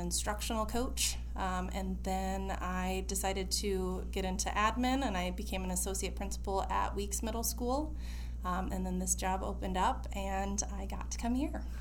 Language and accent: English; Harlan, Iowa, United States; moved away as an adult; also born or lived in California; now in Des Moines, United States; I was from Harlan, Iowa, super small town.